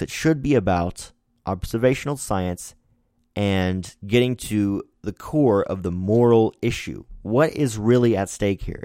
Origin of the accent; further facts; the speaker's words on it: Missouri, United States; my home state here in Missouri